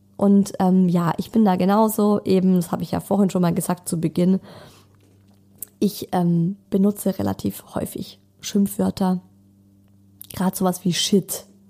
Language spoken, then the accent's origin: German; Germany; bei uns in Deutschland